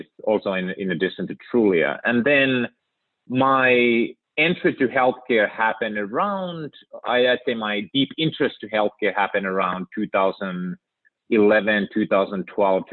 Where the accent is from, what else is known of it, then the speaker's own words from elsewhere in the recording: Finland; moved away as an adult; now in United States; born and raised in Finland